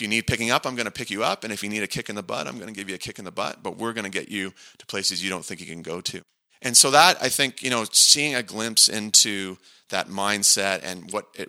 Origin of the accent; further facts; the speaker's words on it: Niagara Falls, Ontario, Canada; I grew up just outside Niagara Falls